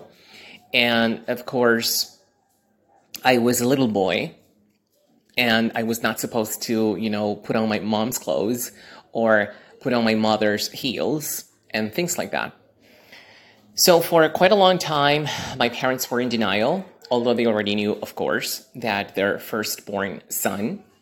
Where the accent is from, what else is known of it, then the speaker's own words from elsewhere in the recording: Lima, Peru; I am originally from Lima, Peru, in South America.